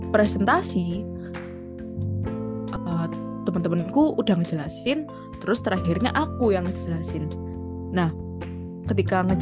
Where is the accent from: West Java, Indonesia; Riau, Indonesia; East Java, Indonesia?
East Java, Indonesia; Surabaya; enggak bu saya asli Surabaya gitu